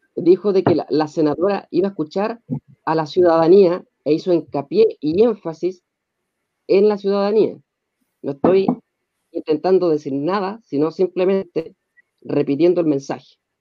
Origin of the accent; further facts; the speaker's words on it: Chile; como chilenos